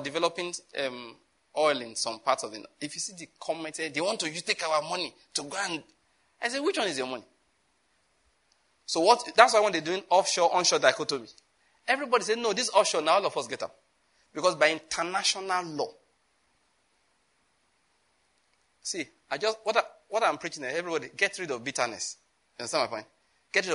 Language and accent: English; southern Nigeria, Nigeria; I'm from Southern Nigeria, okay? Some of you may think I talk like because he's from Kaduna. I'm not from Kaduna.